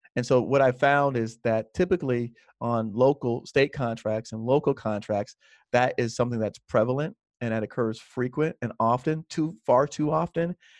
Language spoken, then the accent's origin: English; Miami, Florida, United States; when I was twelve or thirteen, my parents bought a second home, and then we moved into that second home, which was, uh, in an area called South Miami Heights